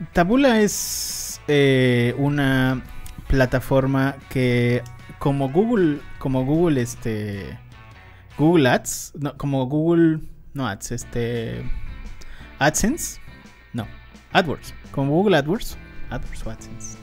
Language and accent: Spanish; Mexico; nosotros en México no somos fan de, fans de Oprah